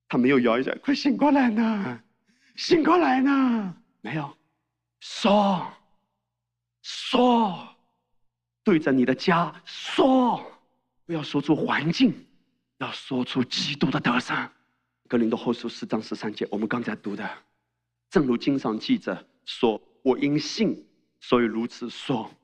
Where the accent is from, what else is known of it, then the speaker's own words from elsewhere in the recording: China; 我们中国人